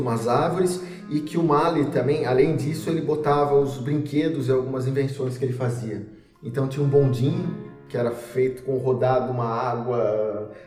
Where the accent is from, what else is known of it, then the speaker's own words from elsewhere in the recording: Rio das Pedras, São Paulo, Brazil; also born or lived in Piracicaba; now in Ribeirão Preto, Brazil; E eh, pequeno, eu mudei para Rio das Pedras, que é uma cidade pertinho de Piracicaba e eu cresci lá